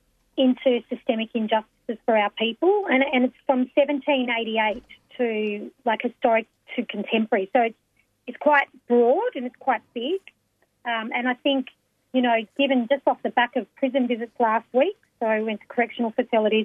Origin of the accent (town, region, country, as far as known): Melbourne, Victoria, Australia